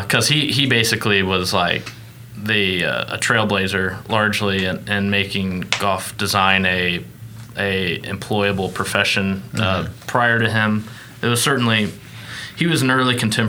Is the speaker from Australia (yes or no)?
no; Tulsa, Oklahoma, United States; I grew up in Tulsa, and had a normal upbringing